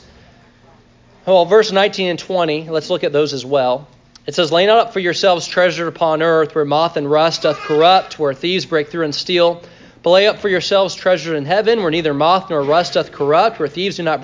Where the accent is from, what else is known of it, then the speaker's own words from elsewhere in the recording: Sri Lanka; When I grew up in Sri Lanka, there were two Filipino families that were missionaries there.